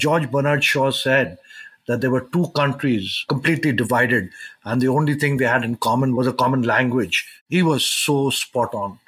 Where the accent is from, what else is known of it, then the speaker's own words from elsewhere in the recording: India; I grew up in India